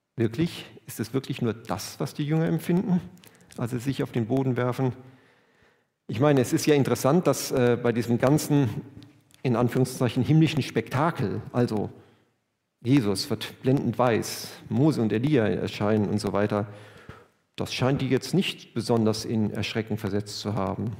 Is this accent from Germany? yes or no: yes; Germany; wir sind Deutsche